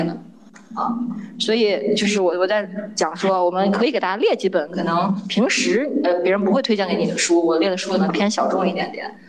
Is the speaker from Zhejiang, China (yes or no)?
no; Shandong, China; moved away as an adult; also born or lived in Beijing; 我来自山东啊